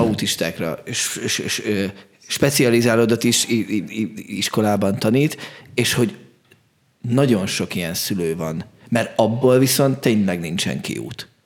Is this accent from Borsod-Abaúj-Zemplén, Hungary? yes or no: no; Budapest, Hungary; ahonnan én jövök, tizenhetedik kerületben van a Gózony Gyula Kamara Színház